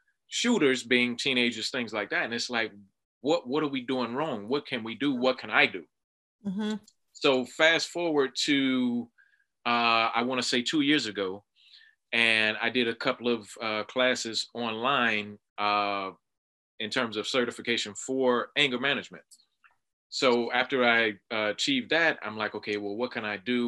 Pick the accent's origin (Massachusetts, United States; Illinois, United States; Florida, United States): Florida, United States; Miami; growing up in South Florida, Miami, Florida